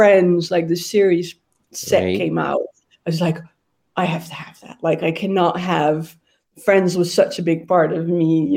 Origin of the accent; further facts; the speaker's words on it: Amsterdam, North Holland, Netherlands; I was born and raised in Amsterdam